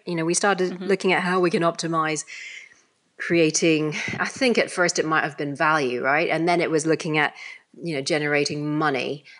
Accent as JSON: {"language": "English", "country": "Hong Kong", "tie": "born there", "said": "I was born in Hong Kong. So if you like, I'm of, you know, Chinese origin, even though I'm British."}